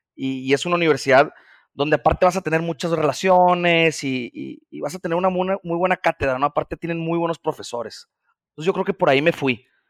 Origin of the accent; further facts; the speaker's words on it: Mazatlán, Sinaloa, Mexico; also born or lived in Mexico City; Yo soy nacido en la Ciudad de México, pero me fui a vivir desde antes de cumplir el año. Creo que nomás me tuvieron en cuna ya, a Mazatlán, entonces orgullosamente mazatleco aquí como mis amigos